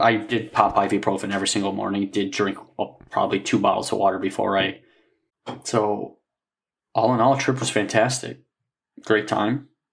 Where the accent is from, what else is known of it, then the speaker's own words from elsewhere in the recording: Michigan, United States; we're from Michigan